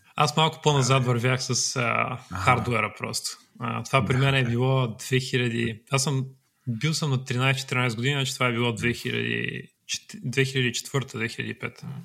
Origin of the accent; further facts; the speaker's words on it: Troyan, Lovech Province, Bulgaria; Аз съм от Троян